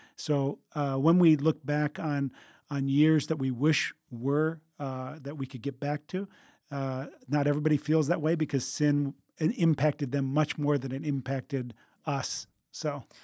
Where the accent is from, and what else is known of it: United States